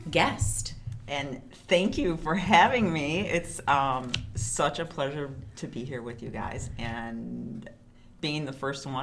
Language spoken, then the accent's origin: English; Chicago, Illinois, United States; I grew up here in Chicago, big fat Greek family